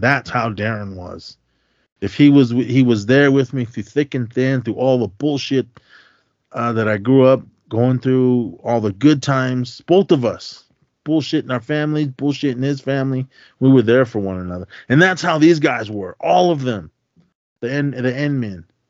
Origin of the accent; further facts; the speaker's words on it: Oakland, California, United States; we had growing up in Oakland.